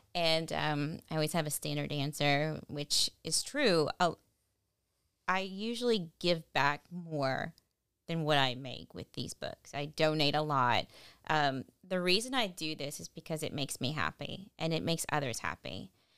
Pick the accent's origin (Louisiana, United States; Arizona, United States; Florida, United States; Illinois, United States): Louisiana, United States; Lafayette; I'm from here, born and raised in Lafayette